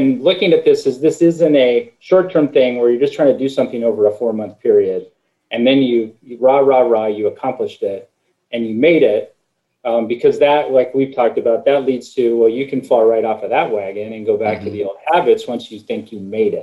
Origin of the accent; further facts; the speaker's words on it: Midwest, United States; I grew up in the Midwest, everything's meat and potatoes